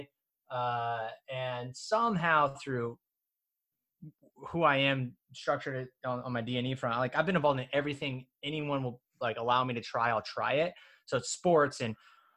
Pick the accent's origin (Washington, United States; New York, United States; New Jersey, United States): Washington, United States; my hometown, which is one of the poorest zip codes in the state of Washington